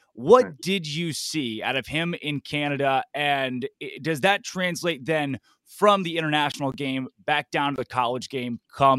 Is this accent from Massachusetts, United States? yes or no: no; Arkansas, United States; I'm from Arkansas. You're barking right up my freaking alley, Jason